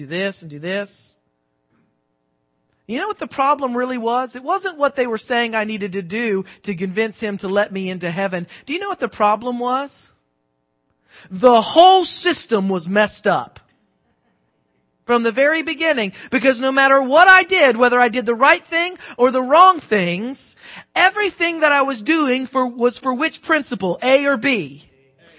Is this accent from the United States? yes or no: yes; the South, United States; I'm from the South